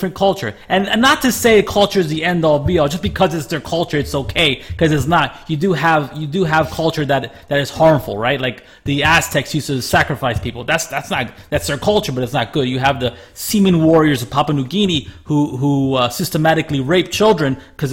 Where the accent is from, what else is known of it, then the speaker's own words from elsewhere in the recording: United States; now in Japan; I'm American